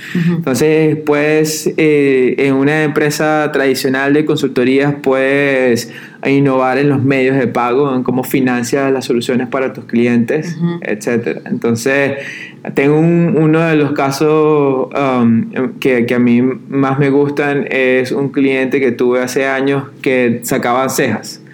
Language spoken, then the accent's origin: Spanish; Venezuela; Yo soy de Venezuela